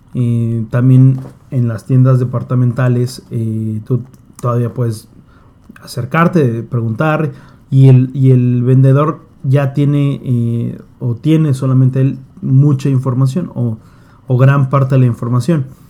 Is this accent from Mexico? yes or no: yes; Mexico; en México vamos un poco